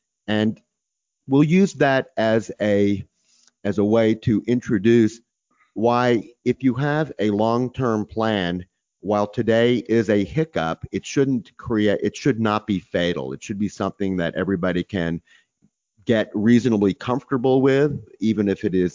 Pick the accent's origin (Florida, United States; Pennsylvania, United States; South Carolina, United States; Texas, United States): Texas, United States; I'm from Texas